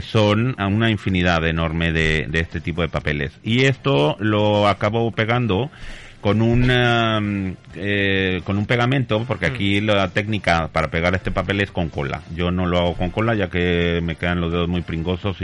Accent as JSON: {"language": "Spanish", "country": "Mexico", "moved": "yes", "lives_now": "Spain", "said": "yo soy mexicano llevo muchos años en España"}